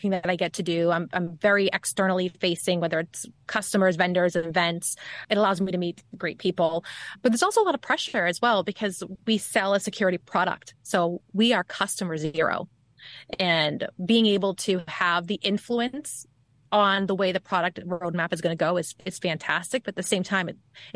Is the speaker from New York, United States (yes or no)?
no; Boston, Massachusetts, United States; accent: Bostonian; the Bostonian side of my accent.